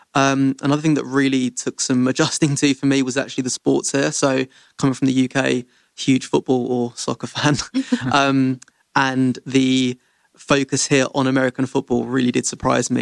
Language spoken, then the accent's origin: English; London, United Kingdom; moved away as an adult; my hometown is London in the U K.